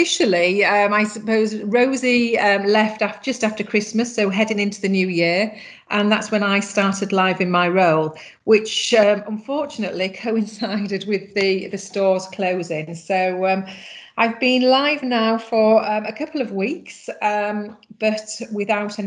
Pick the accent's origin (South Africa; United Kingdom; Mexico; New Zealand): United Kingdom; England; moved away as an adult; now in Ireland; I'm obviously originally from England, and then I met my husband, who is Irish, and I came over to Ireland 18 years ago